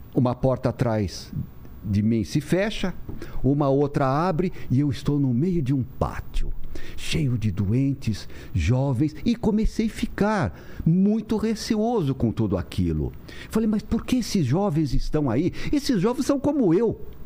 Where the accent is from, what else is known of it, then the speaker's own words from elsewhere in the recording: São Paulo, Brazil; also born or lived in Santos; eu sou aqui de São Paulo, ah. com o pé no interior pela minha minha mãe